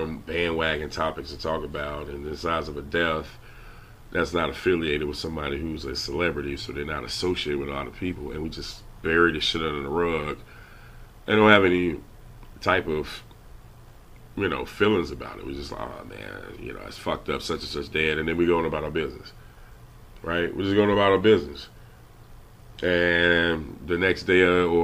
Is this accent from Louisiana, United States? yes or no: yes; Louisiana, United States; I'm from Louisiana